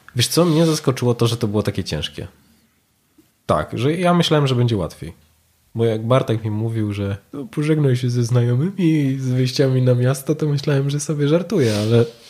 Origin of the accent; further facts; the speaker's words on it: Poland; my z Polski